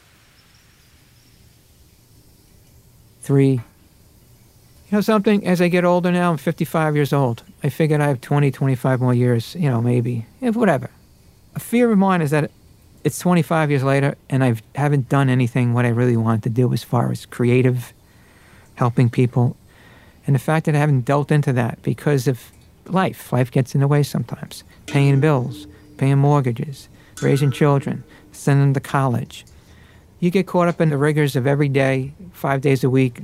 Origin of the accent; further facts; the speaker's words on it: New York City, New York, United States; I was grew up as an Irish Catholic in Brooklyn